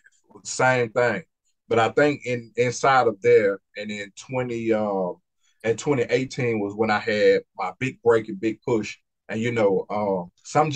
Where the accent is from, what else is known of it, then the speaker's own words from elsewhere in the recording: Mississippi, United States; being from Mississippi